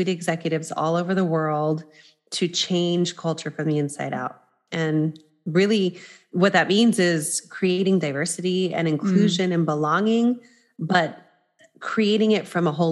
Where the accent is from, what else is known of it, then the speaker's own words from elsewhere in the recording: New Mexico, United States; also born or lived in New York; now in Los Angeles, United States; I'm originally from New Mexico, but was in New York with him for 14 years, and we just relocated to Los Angeles